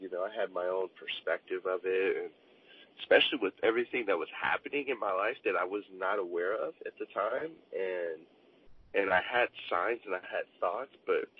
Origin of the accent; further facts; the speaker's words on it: Chicago, Illinois, United States; also born or lived in Oceanside, California; now in Los Angeles, United States; I am from Chicago, Illinois, and also Oceanside, California.